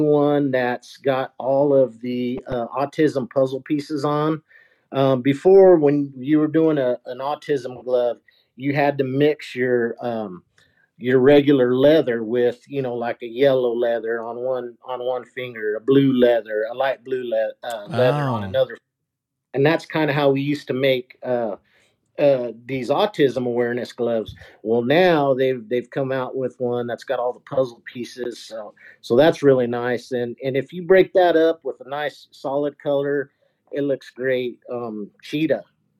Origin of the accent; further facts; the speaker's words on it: Arizona, United States; also born or lived in West Texas; now in Texas, United States; being a native of Arizona